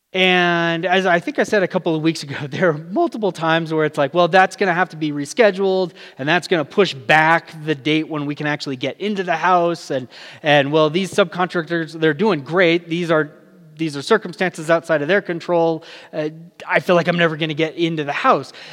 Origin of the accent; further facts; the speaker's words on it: California, United States; moved away as an adult; now in Albuquerque area, New Mexico, United States; I'm new to the area, I'm from California.